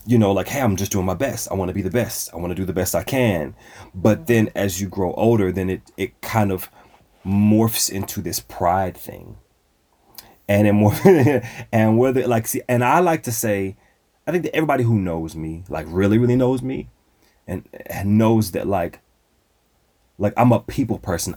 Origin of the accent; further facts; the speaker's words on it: Dallas, Texas, United States; hail from the great city of Dallas, Texas. That's where I was born and raised.